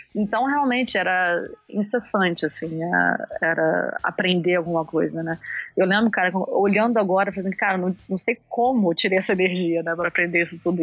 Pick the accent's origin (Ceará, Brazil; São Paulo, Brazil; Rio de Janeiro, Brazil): Rio de Janeiro, Brazil; Niterói; moved away as an adult; also born or lived in Netherlands; now in England; sou de Niterói, do Rio de Janeiro